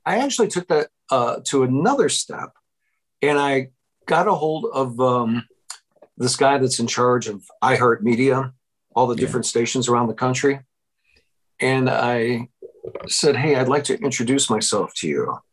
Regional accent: Wilmette, Illinois, United States; moved away as an adult; also born or lived in Iowa; I grew up in Wilmette and I moved back into my parents' house in uh, Wilmette in July of 1985 without a job

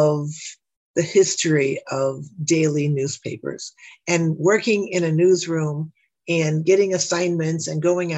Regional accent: Chicago, Illinois, United States; accent: South Side; also born or lived in LaSalle, Illinois; I was raised on the Southwest Side, what is now called, it's the Oak Lawn and Burbank area

